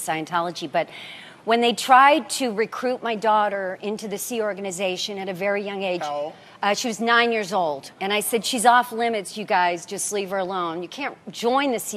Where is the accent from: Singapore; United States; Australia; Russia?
United States; Nebraska; I was raised Catholic. I'm from Nebraska, from a family of 10 kids